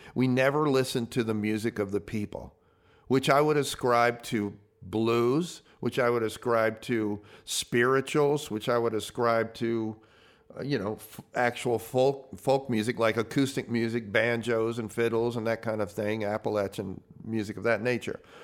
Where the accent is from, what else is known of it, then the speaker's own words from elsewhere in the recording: the South, United States; I came from the South